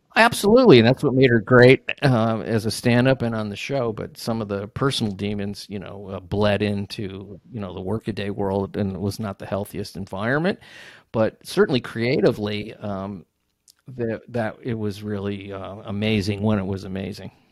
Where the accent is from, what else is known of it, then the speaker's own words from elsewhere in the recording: Ohio, United States; I grew up in Ohio